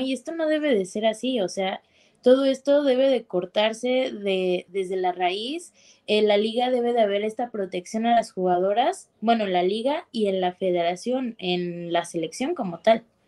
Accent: Mexico City, Mexico; yo no soy de Monterrey, yo soy de acá, de la Ciudad de México

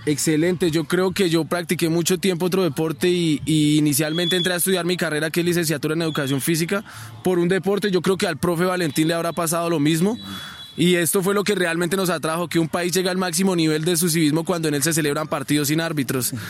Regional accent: Sogamoso, Boyacá, Colombia; yo soy oriundo de Sogamoso

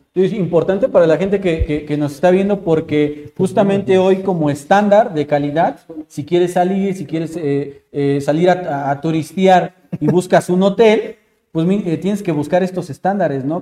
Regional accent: Mexico; uno como mexicano

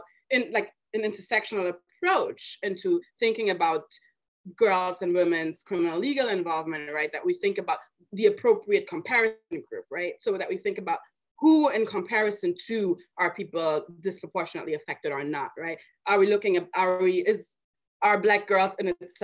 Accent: Germany; moved away; I was born and raised in Germany to immigrant parents from Mali

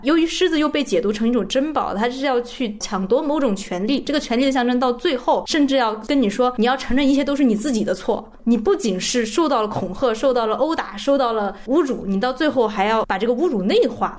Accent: China; 我们作为中国人

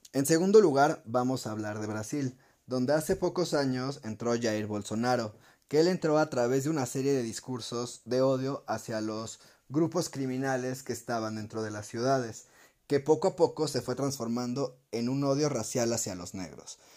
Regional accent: Mexico

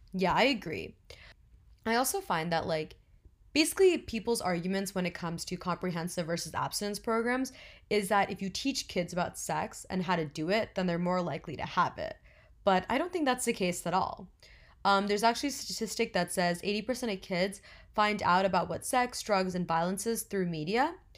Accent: New Jersey, United States; I'm twenty years old and I'm from New Jersey.

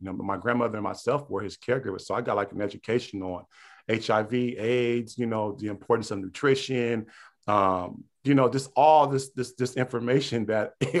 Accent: Pittsburg, California, United States; I come from the Bay Area, you know, Northern California, deep East Bay, Pittsburgh, California

